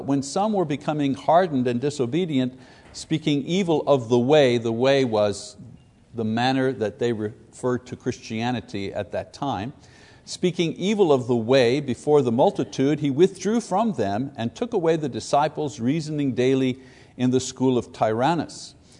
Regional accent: Quebec, Canada; And the closest idea of that for my experience was where I grew up in Catholic Quebec.

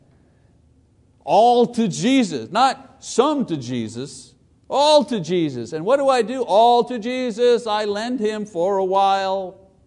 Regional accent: United States

